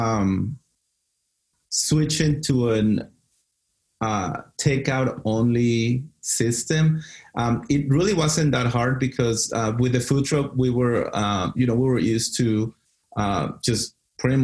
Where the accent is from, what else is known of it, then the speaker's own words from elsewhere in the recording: Mexico City, Mexico; moved away; also born or lived in Dallas; I grew up in Mexico City